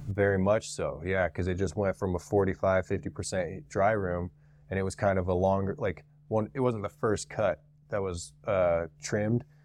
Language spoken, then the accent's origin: English; Utah, United States; I'm from Utah, born and raised in Utah.